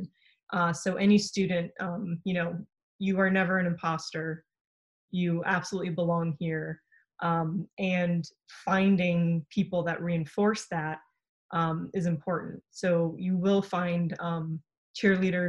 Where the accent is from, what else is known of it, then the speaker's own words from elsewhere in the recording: San Francisco Bay Area, California, United States; also born or lived in Poland / Pittsburg, California; So I ended up growing up in the San Francisco Bay Area